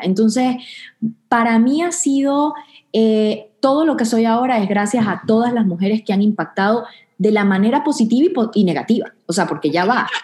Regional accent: Venezuela; now in Houston, United States; vengo de, Venezuela, de un pueblo pequeño

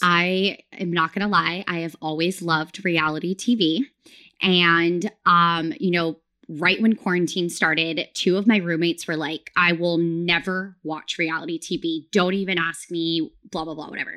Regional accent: near Sacramento, Northern California, United States; I grew up in Northern California, very close to Sacramento

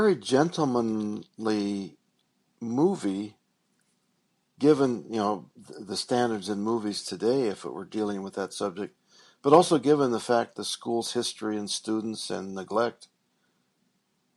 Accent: Montana, United States; my hometown of Montana

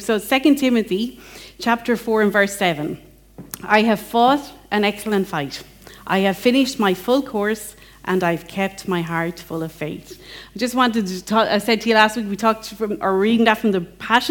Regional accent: England, United Kingdom; now in Ireland; as an English person that loves Jane Austen

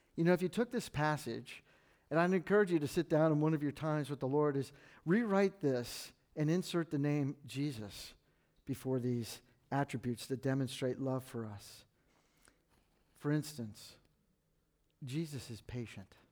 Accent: McLean, Virginia, United States; also born or lived in Washington, D.C. / Fairfax, Virginia; I was born at Georgetown Hospital, I grew up in McLean, and I, I live in Fairfax now, and, and I know the Northern Virginia lifestyle

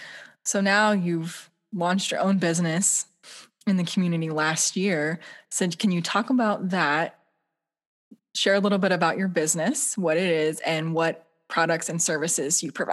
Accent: Western Pennsylvania, United States; I grew up in Western Pennsylvania

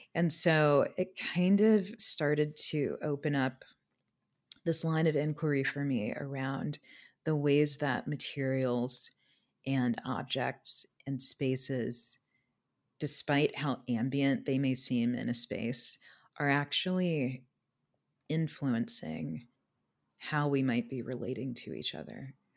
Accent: Anchorage, Alaska, United States; moved away; I also spent the early part of my childhood in Alaska. I was born in Anchorage

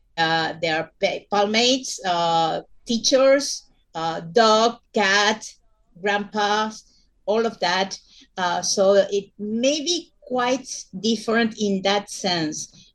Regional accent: Buenos Aires, Argentina; from Buenos Aires, Argentina

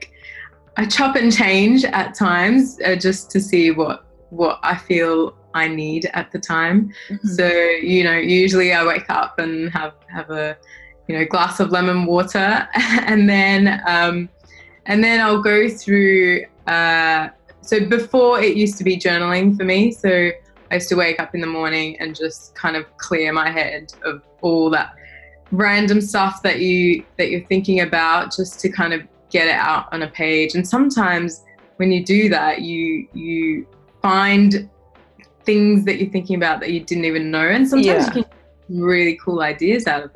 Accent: Australia; I'm from Australia, you know, background is Indian

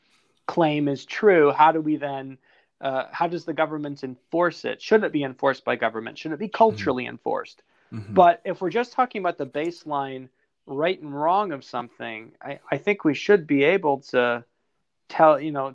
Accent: United States; as American Christians

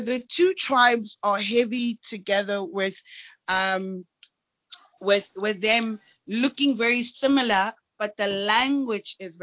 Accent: Cape Town, Western Cape, South Africa; I am from South Africa. The Western Cape, Cape Town, in the informal settlement Khayelitsha Site C.

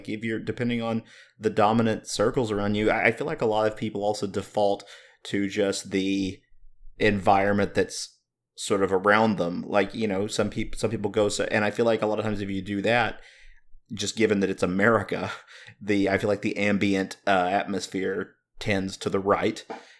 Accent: the South, United States; I'm growing up in the South. There's a lot of pockets, there's a lot of communities, a lot of subcultures where that type of stuff is the norm.

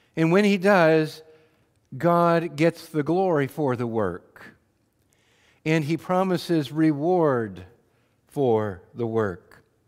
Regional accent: Wheatland County, Montana, United States; I had the, the privilege of growing up in Wheatland County, Montana

